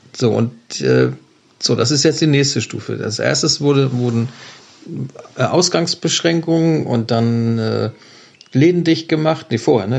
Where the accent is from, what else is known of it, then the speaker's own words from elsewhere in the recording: Germany; bei uns in Deutschland